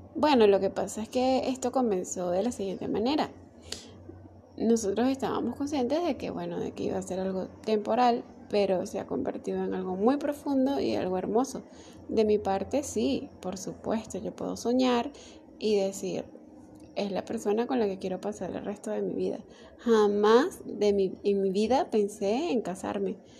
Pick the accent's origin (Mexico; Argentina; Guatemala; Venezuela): Venezuela; yo soy de Venezuela